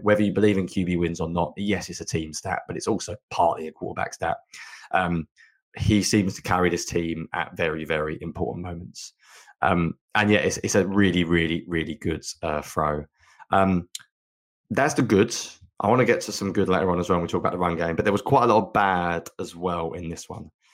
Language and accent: English; England, United Kingdom; being English